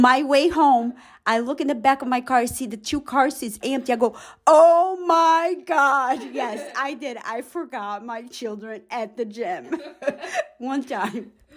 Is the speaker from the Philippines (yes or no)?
no; Brazil; English is a second language; now in United States; I'm originally from Brazil. I've been in the United States for the past thirty years.